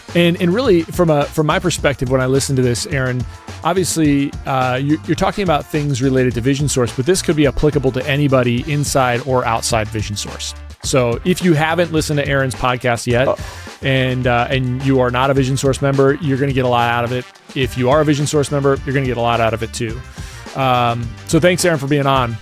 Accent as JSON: {"language": "English", "country": "United States", "said": "being an American"}